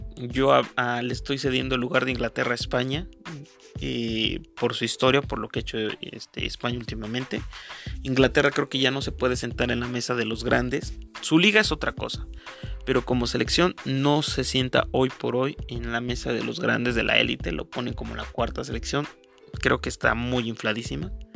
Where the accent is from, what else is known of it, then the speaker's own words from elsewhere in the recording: Mexico; Yo soy de México